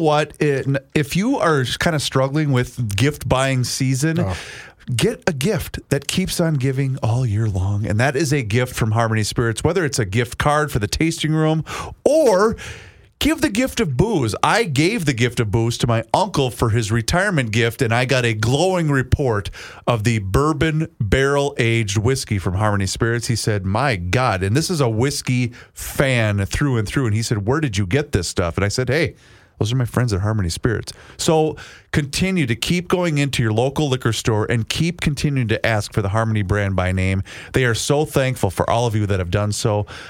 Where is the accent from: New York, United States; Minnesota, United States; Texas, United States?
Minnesota, United States; Faribault; Faribault being my hometown